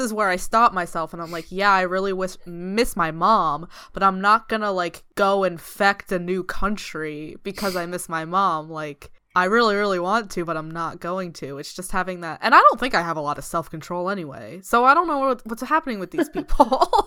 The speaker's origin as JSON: {"language": "English", "region": "East Coast", "country": "United States", "moved": "as an adult", "lives_now": "United Kingdom", "said": "I'm from the East Coast"}